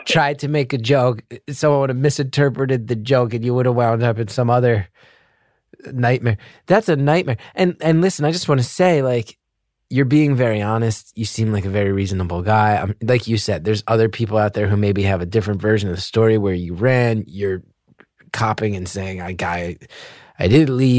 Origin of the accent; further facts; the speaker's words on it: Northeast, United States; also born or lived in Los Angeles; now in New York, United States; I grew up in the Northeast